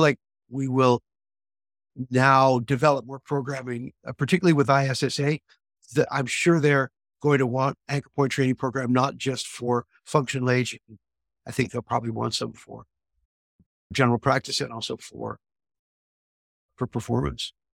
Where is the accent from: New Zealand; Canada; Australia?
Canada; Quebec; I opened a spa in my hometown in Quebec